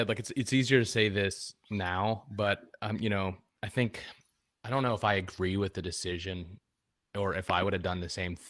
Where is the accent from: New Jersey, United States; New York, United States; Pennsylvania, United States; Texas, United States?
Pennsylvania, United States; Pittsburgh; I'm from Pittsburgh